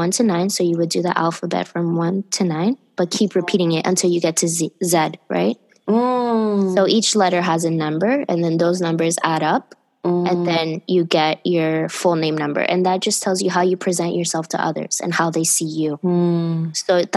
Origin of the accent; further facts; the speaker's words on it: Miami, Florida, United States; I grew up in Miami